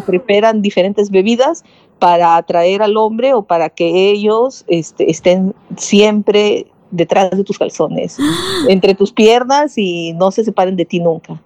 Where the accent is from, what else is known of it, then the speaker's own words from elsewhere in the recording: Lima, Peru; moved away; Yo soy de Lima, que es la capital